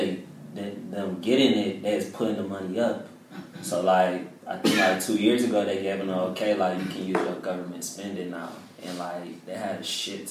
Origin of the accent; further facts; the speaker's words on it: Pontiac, Michigan, United States; I'm from Pontiac